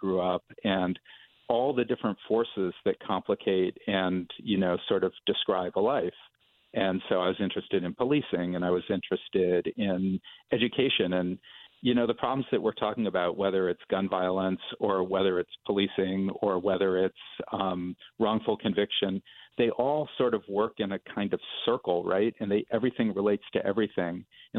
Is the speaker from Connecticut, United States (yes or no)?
yes; New Haven, Connecticut, United States; also born or lived in New York; I grew up in New Haven